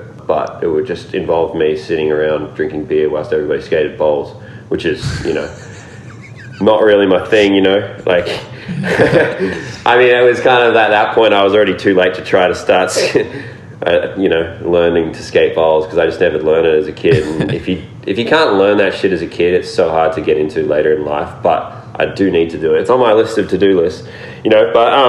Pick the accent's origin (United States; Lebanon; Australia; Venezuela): Australia; I was just like, I'm just going to go home and, you know, work a job, or, you know, just continue being an Australian skateboarder